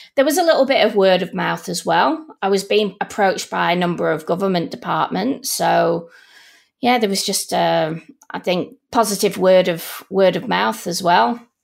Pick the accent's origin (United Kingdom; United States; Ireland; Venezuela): United Kingdom; Manchester, North West England; now in Melbourne, Australia; Originally from Manchester